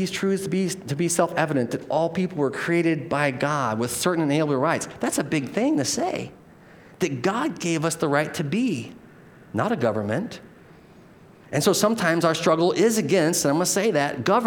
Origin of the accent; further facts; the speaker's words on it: United States; we're American citizens